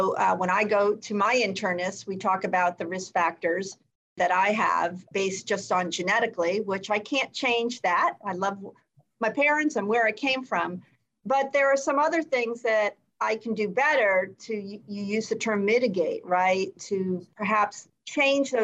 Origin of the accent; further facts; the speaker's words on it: New York City, New York, United States; moved away; I grew up in Brooklyn, New York